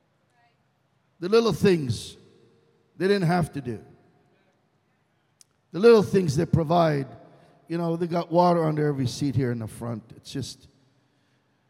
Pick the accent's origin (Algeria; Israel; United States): Israel; English is a second language; moved away; Middle Easterner, born and raised in Israel